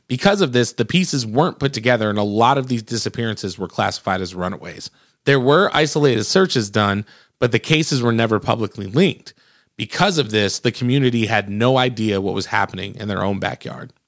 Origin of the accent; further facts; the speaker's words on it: Michigan, United States; I grew up in Michigan